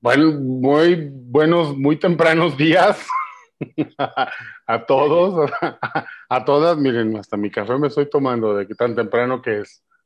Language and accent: Spanish; Mexico; como mexicanos